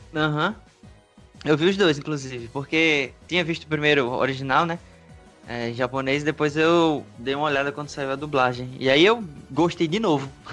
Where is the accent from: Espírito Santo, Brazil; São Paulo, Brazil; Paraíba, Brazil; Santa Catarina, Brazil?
Paraíba, Brazil; João Pessoa; Eu sou de João Pessoa, Paraíba, Nordeste